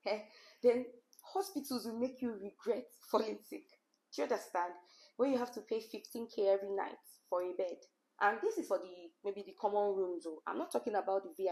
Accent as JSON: {"language": "English", "country": "Nigeria", "said": "I'm a Nigerian"}